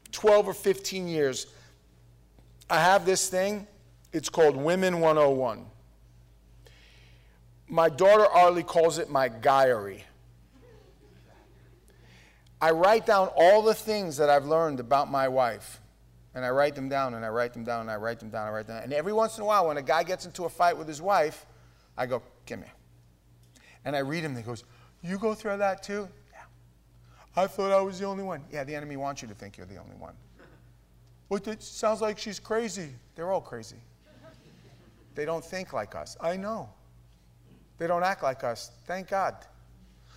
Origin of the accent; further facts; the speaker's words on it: New York, United States; We're from New York